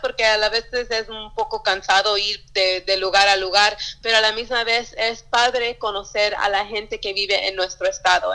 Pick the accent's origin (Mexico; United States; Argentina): United States; Yakima, Washington; also born or lived in Sunnyside, Washington / Pasco, Washington; nacida en Sunnyside, eh, eh, cerca de Yakima, crecí en Yakima, viví hasta en Pasco también